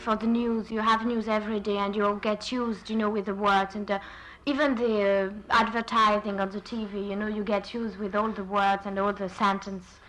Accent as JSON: {"language": "English", "country": "France", "tie": "born or raised there", "accent": "French intonation", "second_language": "English", "moved": "as an adult", "lives_now": "Ireland", "said": "in France, I started learning English uh, at school, of course, for about uh, six years"}